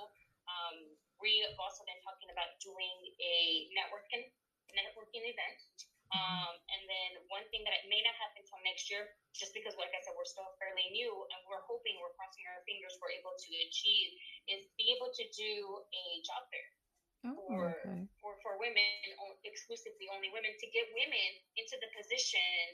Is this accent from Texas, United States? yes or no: yes; Texas, United States; I was raised here in Texas, but I am 100% Salvadoreña